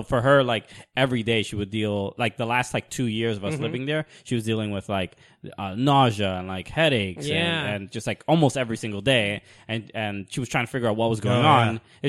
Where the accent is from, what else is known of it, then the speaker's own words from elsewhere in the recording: New York City, New York, United States; moved away as an adult; now in New Jersey, United States; No, I grew up in Sunset Park, Brooklyn.